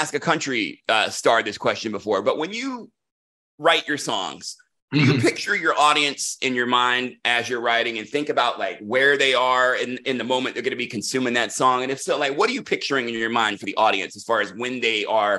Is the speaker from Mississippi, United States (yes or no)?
no; Raleigh, North Carolina, United States; He's actually from my hometown of Raleigh.